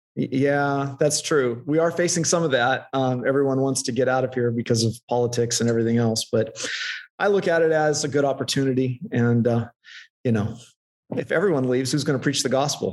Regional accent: Central California, United States; also born or lived in Lynden, Washington; now in Escondido, United States; I grew up in Central California

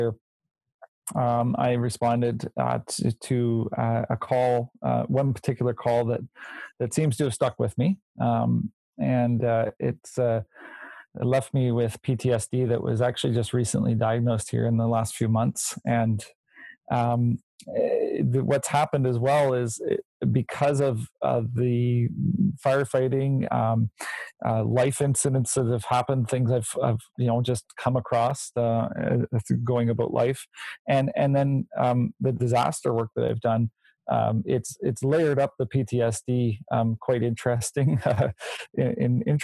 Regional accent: Nova Scotia, Canada; moved away; I'm from Nova Scotia originally

